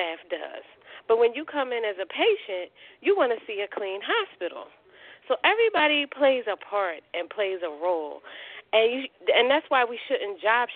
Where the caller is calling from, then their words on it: Philadelphia, Pennsylvania, United States; I'm calling from Philadelphia